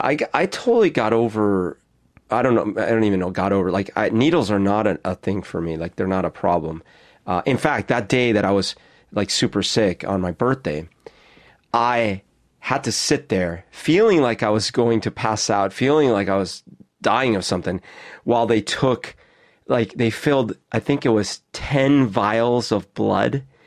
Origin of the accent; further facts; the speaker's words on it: Colombia; moved away; that's the kind I grew up with in Colombia.